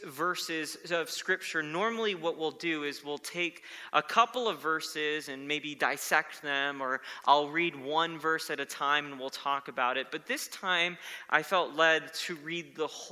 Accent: South Florida, United States; when I was a boy growing up in South Florida, we had moved to a new town

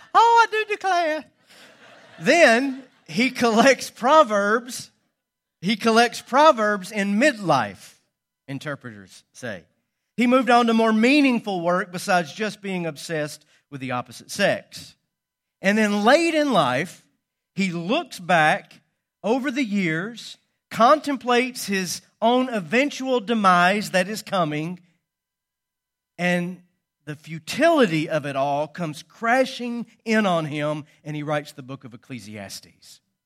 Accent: Calhoun, Georgia, United States; what once was the Echoda cotton mill in my hometown. It was built a hundred and ten years ago on the north side of Calhoun, Georgia

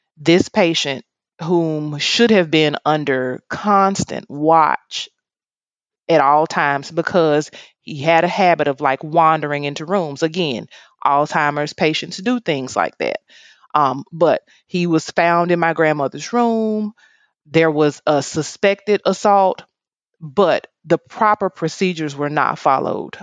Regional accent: Oxford, Mississippi, United States; now in Jackson, United States; I actually was not born um, in Jacksonville, Mississippi. I was born in Oxford, Mississippi.

